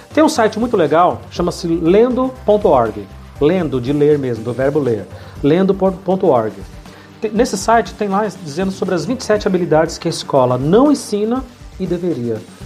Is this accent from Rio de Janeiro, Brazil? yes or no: no; São Paulo, Brazil; also born or lived in Bahia; Eu sou baiano, mas eu não conheço nada da Bahia. Então eu fui morar a partir de 11, 12 anos na Bahia e com 15 eu voltei para São Paulo. E tô aqui até hoje